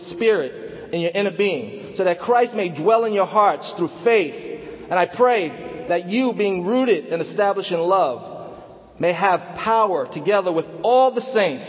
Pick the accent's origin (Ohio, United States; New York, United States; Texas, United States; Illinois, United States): New York, United States; Manhattan; also born or lived in Bronx; I'm from the Bronx, as you know. Well, let me just give you a brief introduction about myself. I've been a disciple for almost 30 years. July 23rd will be 30 years. I was converted in Manhattan, grew up in Manhattan.